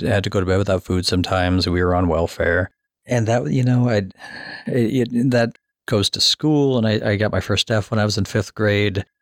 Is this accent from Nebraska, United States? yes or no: yes; Omaha, Nebraska, United States; I grew up in South Omaha and I grew up fighting people every day